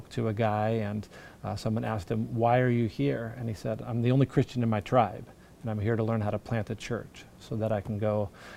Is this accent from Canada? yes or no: no; California, United States; moved away as an adult; also born or lived in China / Portland, Oregon; grew up in California